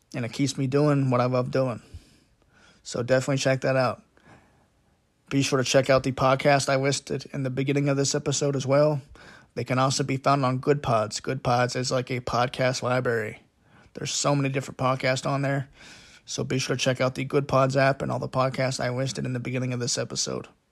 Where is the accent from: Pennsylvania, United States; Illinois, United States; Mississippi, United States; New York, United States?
Pennsylvania, United States; Pittsburgh; I am from Pittsburgh, P